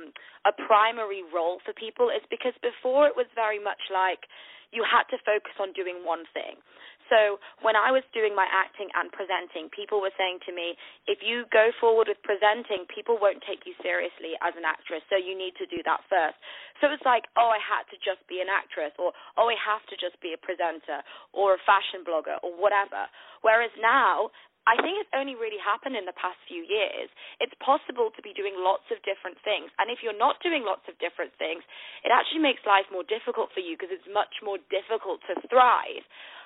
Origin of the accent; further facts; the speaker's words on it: Manchester, North West England, United Kingdom; now in London, United Kingdom; live in London, but I'm actually from the north of the UK in a place called Manchester. So I've lost my accent, though, but I'm a northerner.